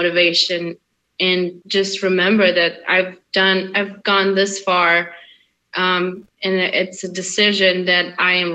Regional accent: Russia; moved away; also born or lived in Hungary; I was born in Hungary, I grew up in Russia

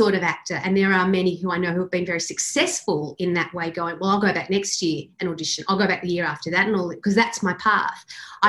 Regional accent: Sydney, New South Wales, Australia; moved away as an adult; now in Melbourne, Australia; I'm from Sydney and I'd moved to Melbourne

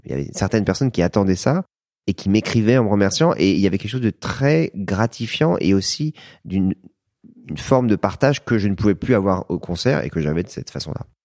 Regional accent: France; je suis français

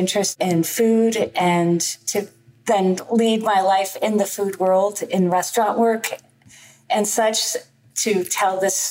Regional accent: outside Boston, Massachusetts, United States; I grew up outside Boston

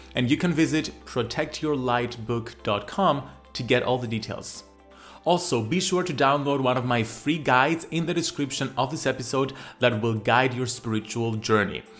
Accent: Greece; accent: Greek; I love my Greek accent

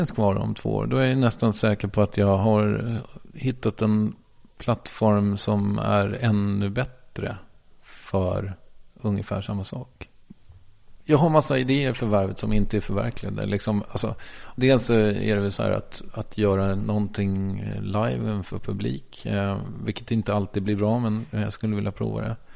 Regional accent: Strängnäs, Södermanland, Sweden; also born or lived in Malmö; Jag kommer från Strängnäs och där pratar man ju lite mer så här som

